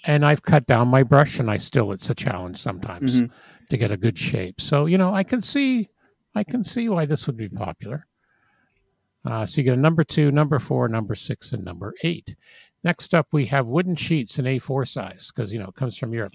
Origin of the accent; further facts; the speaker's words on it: England, United Kingdom; those of us growing up in England of a certain age